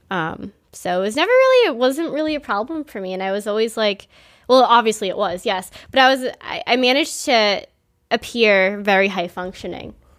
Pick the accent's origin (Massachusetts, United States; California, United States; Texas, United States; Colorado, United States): Massachusetts, United States; Quincy; I grew up in Squanum.